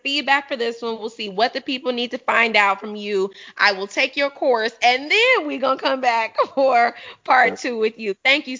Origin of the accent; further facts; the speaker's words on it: Chicago, Illinois, United States; I'm from Chicago